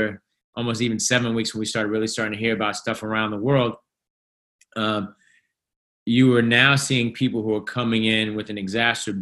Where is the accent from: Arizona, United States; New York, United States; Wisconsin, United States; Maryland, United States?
New York, United States; New York City; literally across the street from my elementary school. I went to PS 235.